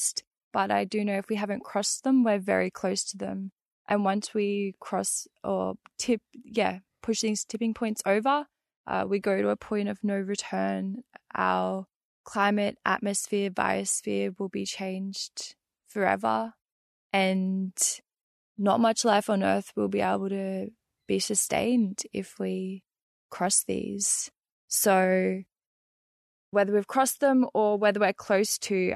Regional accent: Brisbane, Queensland, Australia; moved away as an adult; now in New South Wales, Australia; I grew up in Mianjin, Brisbane

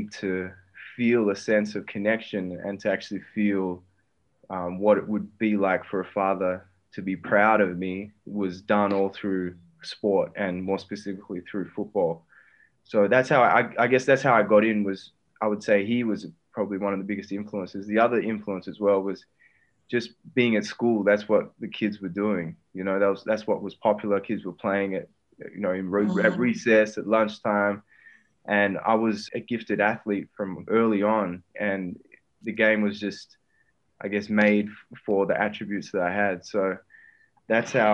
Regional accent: Perth, Western Australia, Australia; born or raised there; moved away as an adult; also born or lived in Brazil / Melbourne

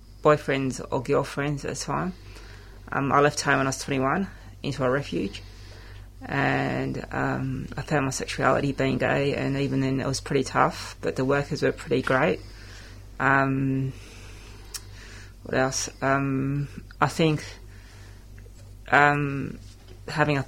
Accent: Australia; I came from a European background. I found it hard at school. I would often be called WOG and stuff, and I identified myself as Australian

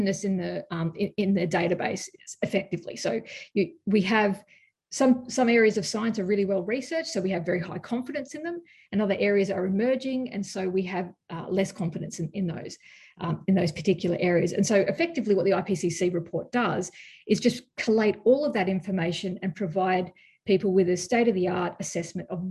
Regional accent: Australia; as an Australian

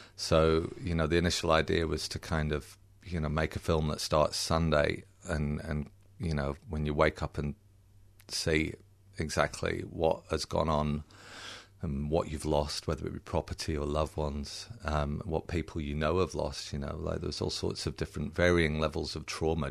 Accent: United Kingdom; accent: a bit British; also born or lived in England; now in Australia; I was born in Britain and I do sound a bit British.

